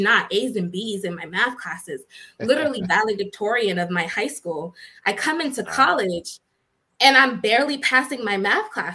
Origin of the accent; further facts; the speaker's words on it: Boston, Massachusetts, United States; I was born and raised in Boston, Massachusetts